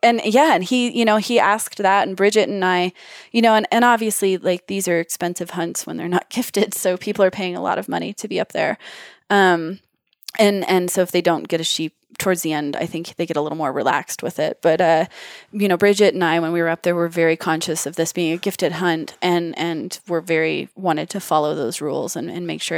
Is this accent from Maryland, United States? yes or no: no; Wyoming, United States; I'm in Wyoming. I grew up in Wyoming